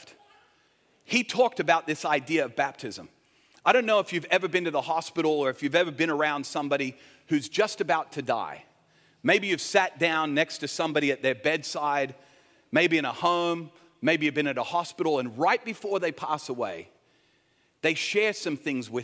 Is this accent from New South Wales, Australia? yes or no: yes; Sydney, New South Wales, Australia; I grew up in Sydney